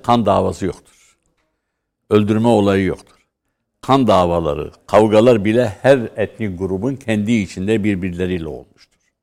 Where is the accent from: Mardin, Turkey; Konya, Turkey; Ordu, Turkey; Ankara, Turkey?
Mardin, Turkey; Ben Mardinliyim.